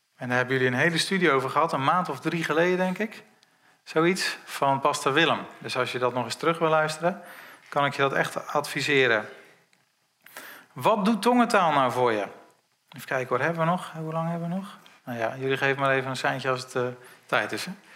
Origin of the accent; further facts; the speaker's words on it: Netherlands; wij zijn als Nederlanders